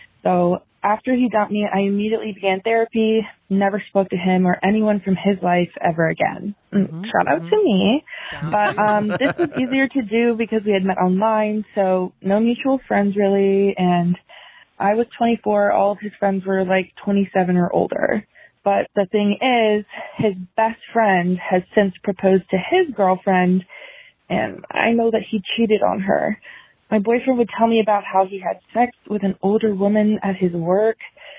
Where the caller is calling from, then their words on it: Virginia, United States; Hi, Naomi and Angie. … I'm 24 from Virginia